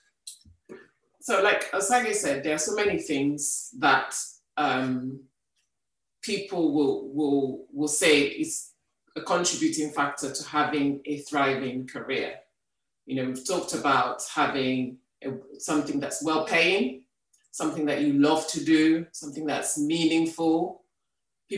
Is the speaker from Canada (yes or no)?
no; Nigeria; moved away as an adult; now in United Kingdom; I grew up in Nigeria